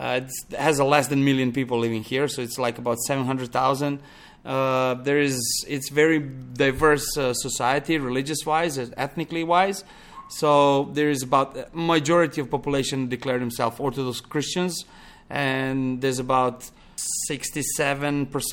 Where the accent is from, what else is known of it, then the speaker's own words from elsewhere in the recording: Pančevo, Vojvodina, Serbia; moved away as an adult; also born or lived in Belgrade, Serbia; now in Montenegro; I grew up in Belgrade, one close town to, small town to Belgrade called Pančevo